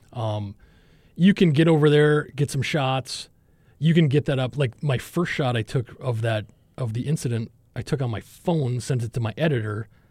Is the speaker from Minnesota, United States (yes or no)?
yes; Minnesota, United States; moved away as an adult; where I'm from in, in Minnesota